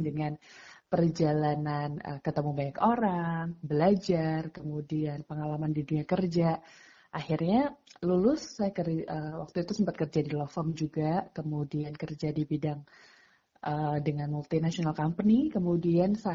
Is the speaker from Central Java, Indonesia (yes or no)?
no; Magetan, East Java, Indonesia; moved away as an adult; now in Jakarta, Indonesia; Jadi uh, saya lahir dan besar tuh di Magetan, SD, SMP sampai SMA di sana. Uh, Bapak Ibu saya juga asli Magetan gitu ya. Baru kemudian tahun 2008 saya di Jakarta uh, mulai untuk kuliah di Fakultas Hukum UI